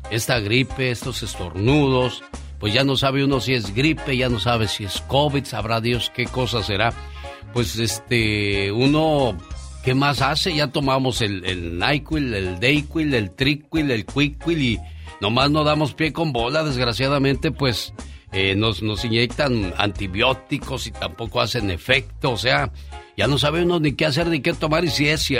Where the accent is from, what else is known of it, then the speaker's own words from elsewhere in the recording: Guamúchil, Sinaloa, Mexico; also born or lived in Culiacán; Un día, salí de Sinaloa, pero Sinaloa nunca salió de mí. Originaria de Guamuchil, originaria de Culiacán.